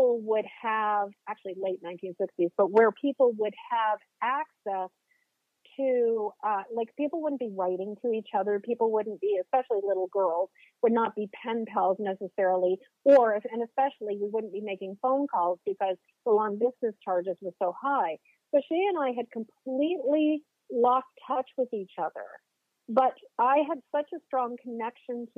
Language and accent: English; just outside of the Boston area, Massachusetts, United States; moved away as an adult; now in Maine, United States; I currently live in Maine, but I grew up in Massachusetts. I grew up just outside of the Boston area